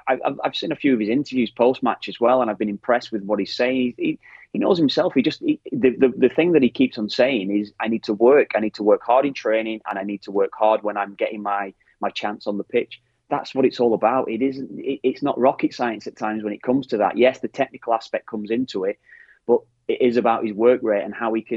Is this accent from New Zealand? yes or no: no; Ireland; That's our rawness, exactly. That we have.